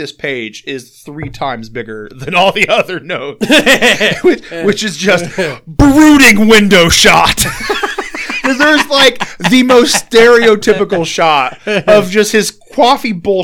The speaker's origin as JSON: {"language": "English", "region": "Indiana", "country": "United States"}